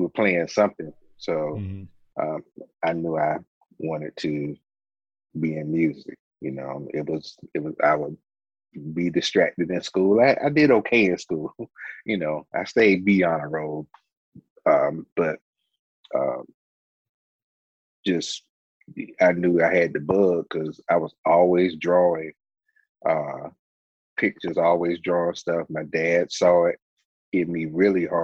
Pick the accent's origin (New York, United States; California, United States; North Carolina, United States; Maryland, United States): North Carolina, United States; Rocky Mount; I am from Rocky Mount, North Carolina, born and raised.